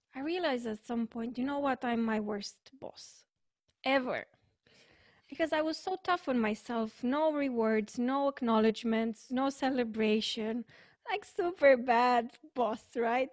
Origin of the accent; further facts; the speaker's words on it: Romania; I'm from Romania